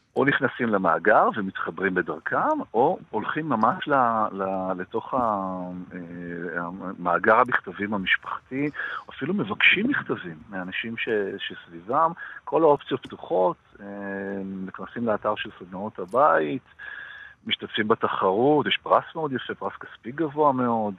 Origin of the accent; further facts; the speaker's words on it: Jerusalem, Jerusalem District, Israel; moved away; הייתי ירושלמי, נולדתי בירושלים ו, ולמדתי וככה חלק מה... ההורים שלי היו בירושלים